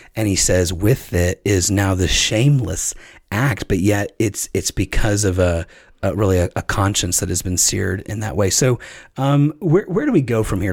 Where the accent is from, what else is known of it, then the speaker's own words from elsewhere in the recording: Chattanooga, Tennessee, United States; moved away; also born or lived in Virginia; I grew up in Chattanooga, Tennessee, which was also, I thought, true South